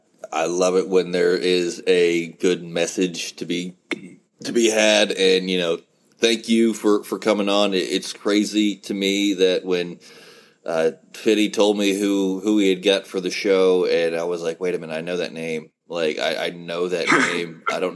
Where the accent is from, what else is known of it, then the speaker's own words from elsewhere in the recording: Follansbee, West Virginia, United States; I actually live in this crap hole of a town. Thank you very much. This is my hometown